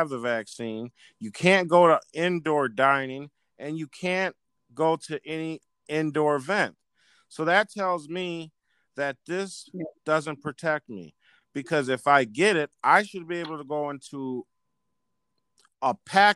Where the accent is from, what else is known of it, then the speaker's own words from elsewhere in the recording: United States; I'm an American